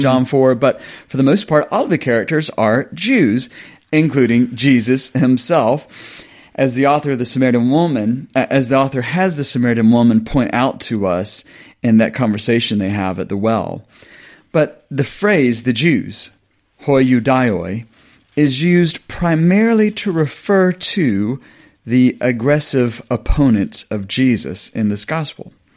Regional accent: the South of the US, United States; moved away as an adult; now in England, United Kingdom; I grew up on a farm in the South, been in the South of the U S

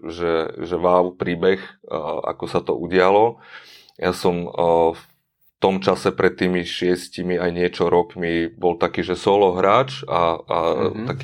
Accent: eastern Slovakia, Slovakia; now in Bratislava, Slovakia; a zároveň som sa presťahoval z východu sem do Bratislavy.

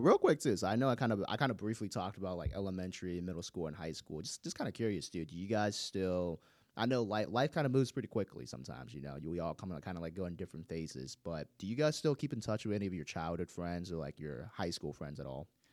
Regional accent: Gwinnett County, Georgia, United States; I grew up in Gwinnett County

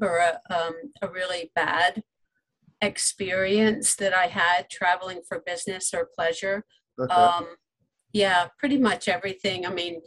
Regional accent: Long Island, New York, United States; also born or lived in Texas / Stuttgart, Germany / Seattle / Salt Lake City; now in Corpus Christi, United States; I was born on Long Island in New York, and that's where I grew up

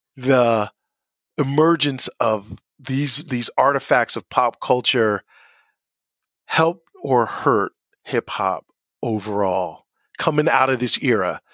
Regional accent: Asbury Park, New Jersey, United States; I grew up in Asbury. We, I did not grow up in, in the city in New York

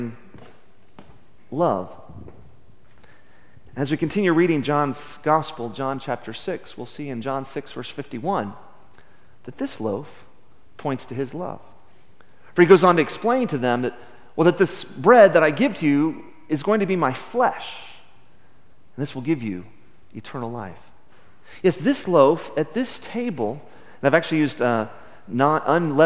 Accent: Midland, Texas, United States; Growing up in Midland in the 70s and 80s

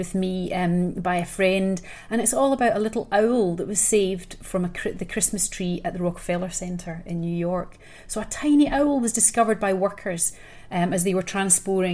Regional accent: Scotland, United Kingdom; being a Scot myself

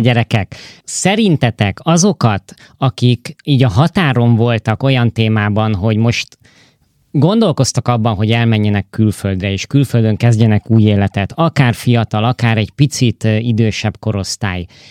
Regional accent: Hungary; moved away; külföldön élő és dolgozó magyarok vagyunk

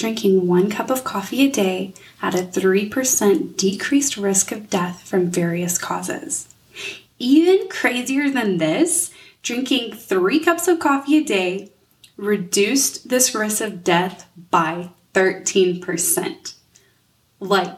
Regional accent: United States; as an American

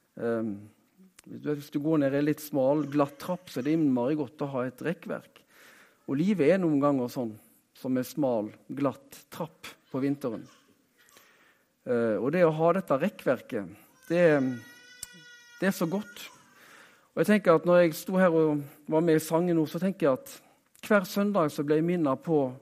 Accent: Haugesund, Rogaland, Norway; Jeg er jo fra Haugesund, så eh, jeg er rogalending

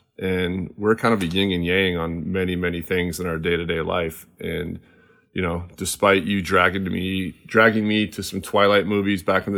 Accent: Midwest, United States; We already covered that I'm from the Midwest.

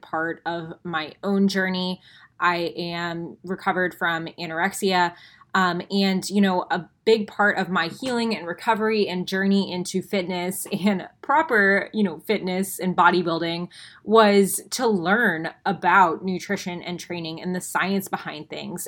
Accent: Tampa, Florida, United States; I am from Tampa, Florida

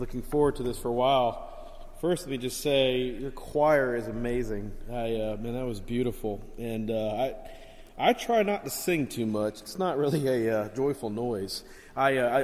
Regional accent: Miami, Florida, United States; I grew up down in Miami and South Florida, a very rough area of town

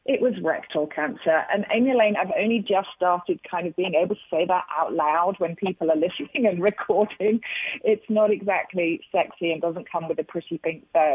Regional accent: London, United Kingdom; moved away as an adult; now in Charlotte, United States; I am a Brit. I'm a Londoner, born and bred

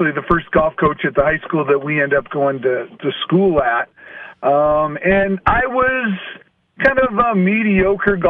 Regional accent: Montana, United States; also born or lived in Big Fork, Montana / Missoula, Montana / La Quinta, California; I was raised in Montana

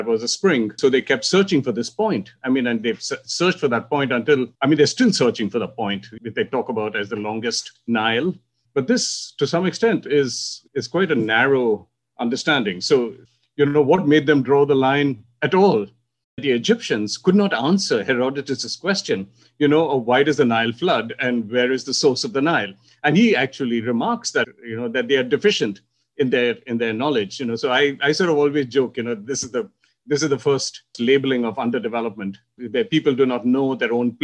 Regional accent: India; And that's how I grew up in India, in a monsoon world

